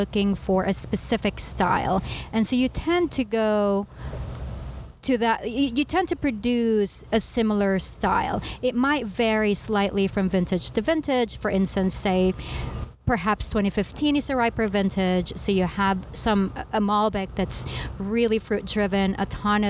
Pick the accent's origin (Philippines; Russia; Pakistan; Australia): Philippines; moved away; I grew up in the Philippines